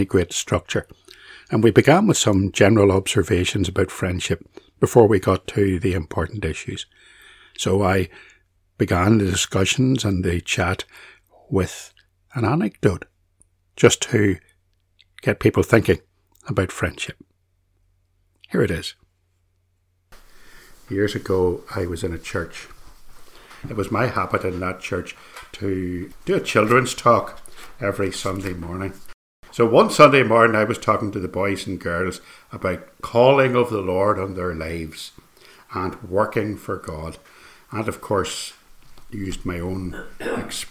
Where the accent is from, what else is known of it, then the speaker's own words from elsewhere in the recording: Northern Ireland, United Kingdom; I was from Northern Ireland